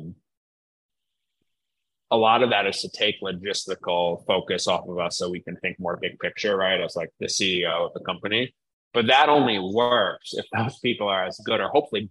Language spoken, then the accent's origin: English; New York, United States; now in Philadelphia, United States; I'm from New York